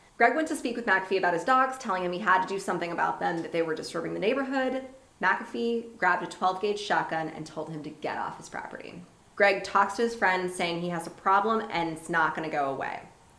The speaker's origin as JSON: {"language": "English", "town": "Miami", "region": "Florida", "country": "United States", "tie": "born there", "said": "It's like I was born in Miami, so obviously I'm Spanish."}